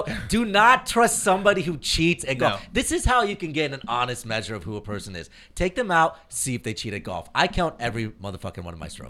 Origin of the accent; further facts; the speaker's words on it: Indianapolis, Indiana, United States; I grew up in Indianapolis.